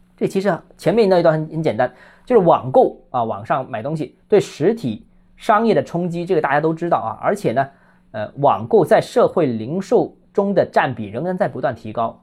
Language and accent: Chinese; Guangzhou, Guangdong, China; 我是广州人